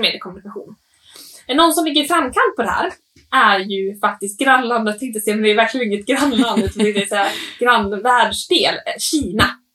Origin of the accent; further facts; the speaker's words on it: Åland, Finland; jag tänker också tillbaka på Åland, där jag är uppvuxen